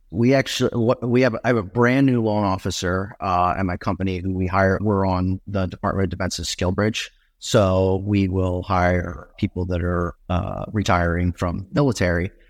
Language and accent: English; Northeast, United States; moved away; I grew up in the Northeast